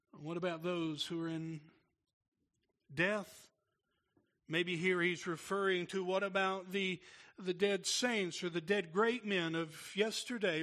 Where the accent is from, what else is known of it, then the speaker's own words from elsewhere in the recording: Tennessee, United States; I'm from Tennessee